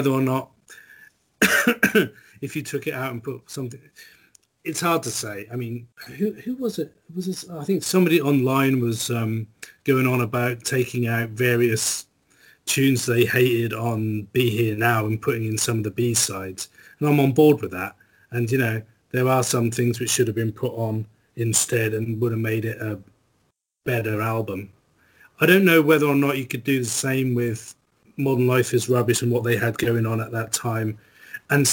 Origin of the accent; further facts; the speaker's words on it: Norwich, East of England, United Kingdom; my hometown